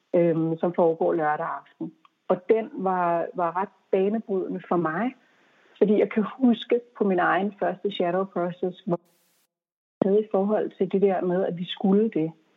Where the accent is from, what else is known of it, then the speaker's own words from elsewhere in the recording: Denmark; moved away as an adult; also born or lived in United States; der var jeg hjemme i Danmark